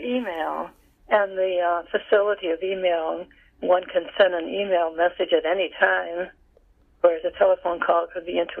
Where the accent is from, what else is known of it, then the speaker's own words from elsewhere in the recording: New York, United States; Well, I've gone back to my hometown